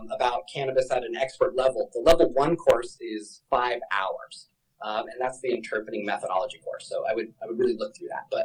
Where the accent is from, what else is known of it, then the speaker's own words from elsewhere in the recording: Denver, Colorado, United States; I am born and raised in Denver, Colorado